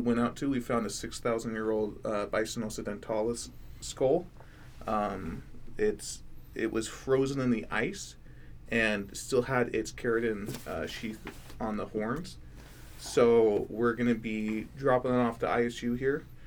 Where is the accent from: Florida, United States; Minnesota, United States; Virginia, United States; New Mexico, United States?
Florida, United States; now in Idaho, United States; I'm from Florida, so I'm used to the heat